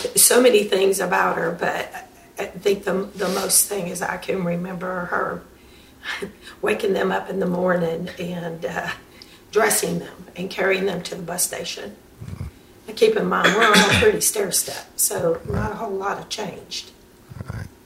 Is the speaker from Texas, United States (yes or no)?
no; Louisiana, United States; now in Chattanooga, United States; I'm originally from here